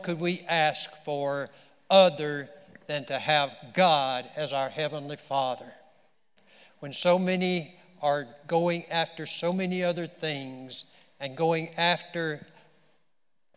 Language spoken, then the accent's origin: English; the South, United States; I'm a Southerner, so it would have to be in the South somewhere.